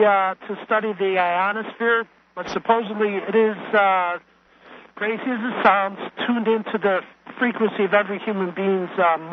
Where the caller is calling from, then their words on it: Chicago, Illinois, United States; I'm calling from Chicago.